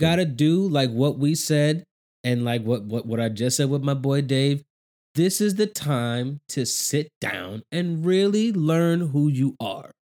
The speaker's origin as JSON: {"language": "English", "country": "United States", "said": "being an American"}